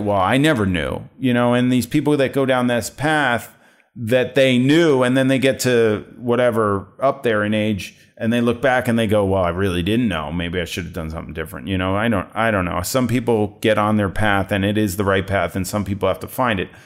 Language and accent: English; New Jersey, United States; I grew up in New Jersey